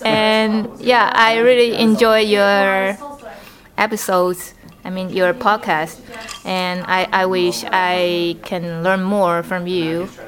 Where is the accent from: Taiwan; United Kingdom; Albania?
Taiwan; English is a second language; I'm from Taiwan.